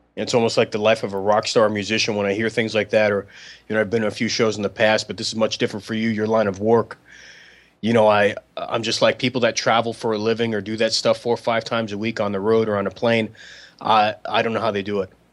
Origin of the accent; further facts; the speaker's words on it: New York City, New York, United States; now in Portland, United States; I was born in the Bronx and I'm from Bronx, New York